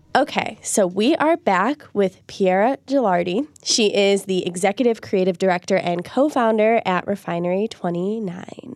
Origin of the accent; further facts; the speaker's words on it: Chicago, Illinois, United States; I'm from Chicago